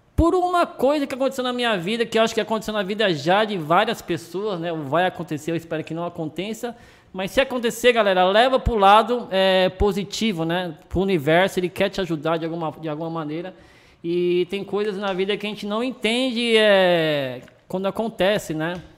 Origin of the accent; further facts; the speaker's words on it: Brazil; also born or lived in Argentina; fui criado aqui no Brasil durante muito tempo